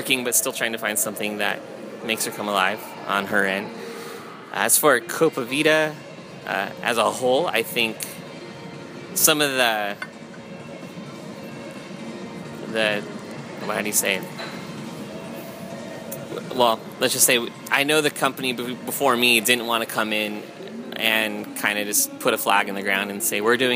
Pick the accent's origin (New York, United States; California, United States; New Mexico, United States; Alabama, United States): California, United States; also born or lived in Nashville; I'm from California